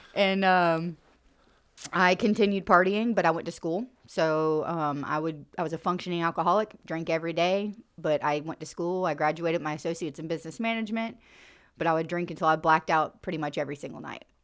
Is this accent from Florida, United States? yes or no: yes; Central Florida, United States; I grew up in Central Florida, about an hour north of Tampa